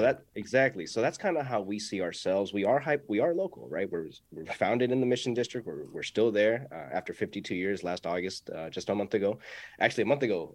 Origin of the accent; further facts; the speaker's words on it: San Francisco Bay Area, California, United States; also born or lived in Pacifica; i was born and raised here so my spanish isn't the best